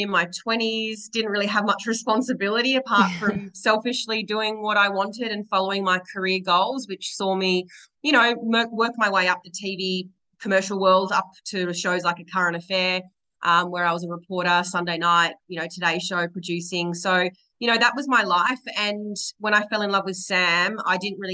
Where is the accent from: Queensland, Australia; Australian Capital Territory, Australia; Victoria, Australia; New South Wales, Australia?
New South Wales, Australia; Sydney; moved away as an adult; now in Tasmania, Australia; I'm a born and bred city girl. So I grew up in Sydney